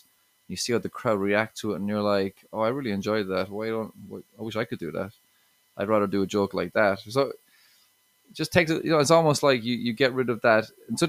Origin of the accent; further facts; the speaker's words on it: Ireland; relationships, I talk a good bit about that, exes, and being Irish a bit too, you know.